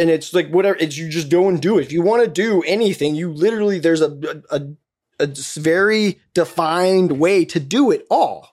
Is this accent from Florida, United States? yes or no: yes; Florida, United States; when I was growing up in the South